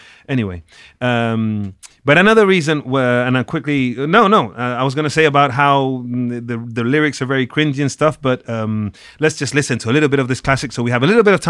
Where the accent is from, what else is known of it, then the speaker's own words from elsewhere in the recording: Málaga, Andalusia, Spain; I'm from Malaga. We're kind of the same.